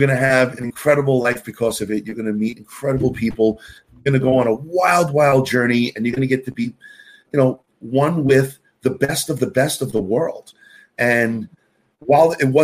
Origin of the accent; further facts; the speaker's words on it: New York City, New York, United States; I am your classic native New Yorker. I grew up in Queens